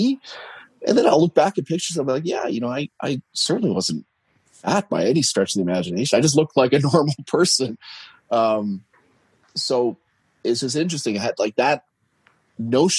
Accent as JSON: {"language": "English", "country": "Canada", "said": "I'm Canadian"}